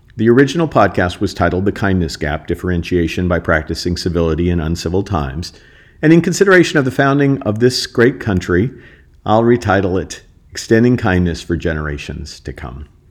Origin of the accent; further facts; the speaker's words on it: United States; as an American